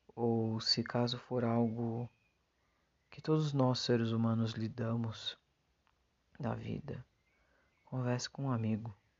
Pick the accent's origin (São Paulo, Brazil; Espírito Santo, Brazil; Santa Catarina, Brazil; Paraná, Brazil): São Paulo, Brazil; a city in; eu sou de uma cidade de São Paulo